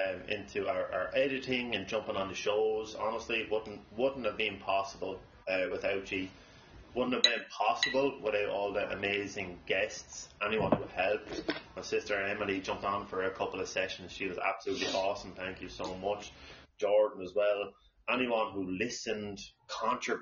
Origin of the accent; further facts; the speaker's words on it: Ireland; now in Savannah, United States; we try our best as Irish people to be as patriotic